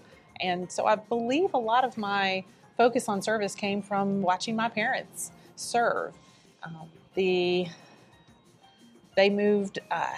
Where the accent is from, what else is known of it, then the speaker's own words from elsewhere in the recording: Clinton, South Carolina, United States; also born or lived in Richmond, Virginia; So I am mostly from the upstate, lived most of my life here. I was born in Richmond, Virginia. My parents relocated to South Carolina